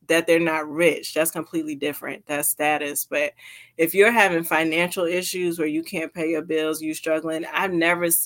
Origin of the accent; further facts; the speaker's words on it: New Jersey, United States; also born or lived in Florida; now in Washington, United States; I'm actually from New Jersey. So I went from New Jersey straight down to Florida and then across to Washington State